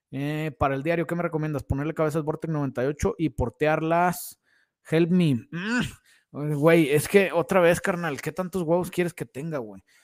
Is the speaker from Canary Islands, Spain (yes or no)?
yes; Canary Islands, Spain; Soy de Canarias, los he visto en eBay por 3, 4 mil dólares.